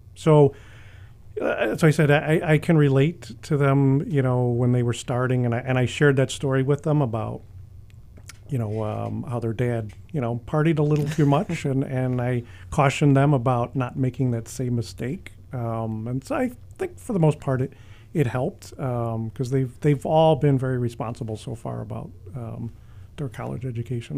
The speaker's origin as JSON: {"language": "English", "town": "Chicago", "region": "Illinois", "country": "United States", "tie": "born or raised there", "said": "I've been born and raised in Chicago"}